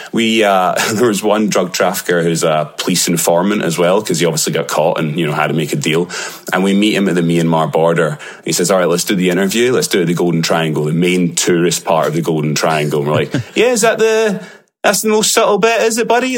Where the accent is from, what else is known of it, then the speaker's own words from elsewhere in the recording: Glasgow, Scotland, United Kingdom; accent: Glaswegian; my Glaswegian accent